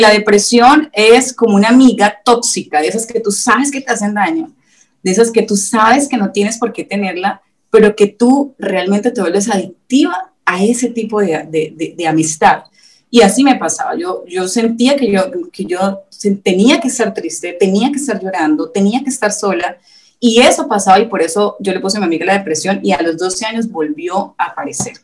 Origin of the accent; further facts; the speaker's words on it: Colombia; moved away as an adult; now in Veracruz, Mexico; nosotros somos colombianos, yo soy colombiana